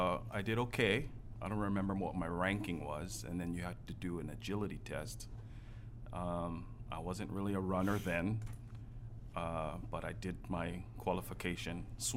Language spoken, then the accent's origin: English; Oahu, Hawaii, United States; also born or lived in Gardena, California; Half and half. I was born in born in California, Gardena, California. My parents were divorced, so my mom moved to Oahu, so me and my sister came with her when I was about 7.